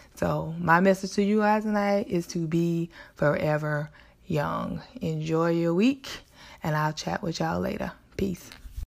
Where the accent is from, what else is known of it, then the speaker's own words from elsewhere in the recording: South Carolina, United States; where I grew up in South Carolina